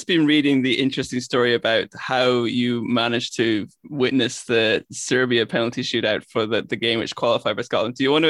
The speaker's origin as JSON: {"language": "English", "country": "Ireland", "said": "as an Irishman"}